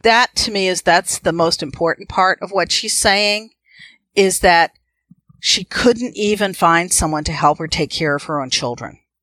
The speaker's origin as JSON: {"language": "English", "town": "Needham", "region": "Massachusetts", "country": "United States", "tie": "born or raised there", "also_born_or_lived": "Westford, Massachusetts", "said": "I grew up in Needham."}